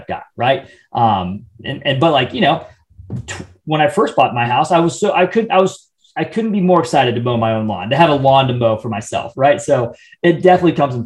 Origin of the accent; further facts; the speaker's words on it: Midwest, United States; now in Atlanta, United States; growing up in the Midwest, very like do it yourself type of mentality